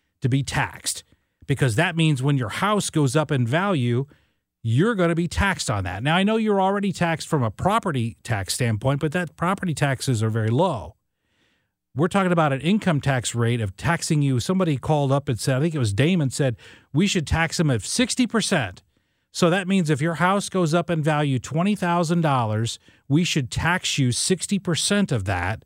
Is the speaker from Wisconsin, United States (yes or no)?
no; West Frankfort, Illinois, United States; my hometown in West Frankfort, Illinois, in Southern Illinois